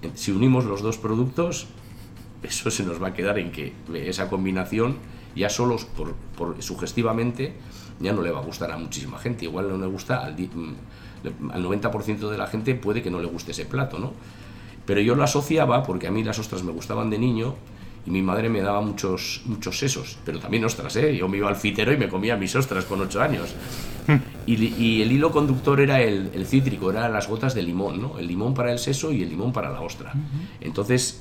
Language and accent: Spanish; Tolosa, Basque Country, Spain; now in Navarre, Spain; yo soy nacido en Tolosa, mi madre es guipuzcoana, aunque mi padre era de, la ribera de Navarra